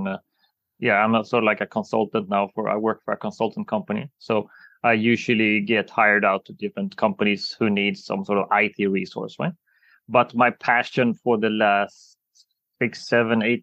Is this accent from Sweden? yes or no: yes; Sweden; I'm Swedish